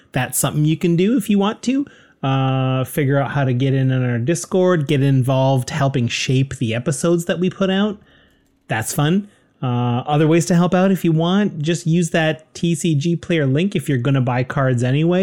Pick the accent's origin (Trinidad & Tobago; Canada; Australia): Canada; We're proud Canadian podcasters